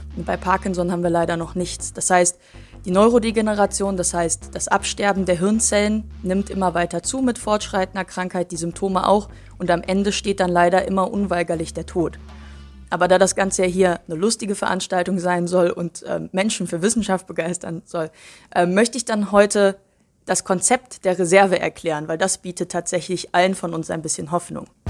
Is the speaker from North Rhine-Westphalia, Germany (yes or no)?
yes; Cologne, North Rhine-Westphalia, Germany; Ich bin in Köln geboren, aufgewachsen